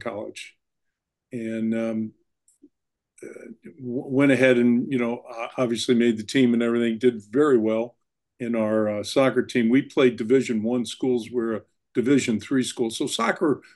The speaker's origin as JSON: {"language": "English", "town": "St. Louis", "region": "Missouri", "country": "United States", "tie": "born or raised there", "said": "I grew up in St. Louis, Missouri"}